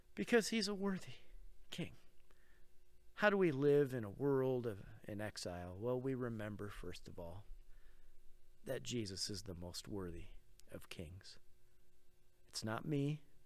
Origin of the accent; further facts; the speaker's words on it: Rochester, New York, United States; now in Oregon, United States; I grew up in Rochester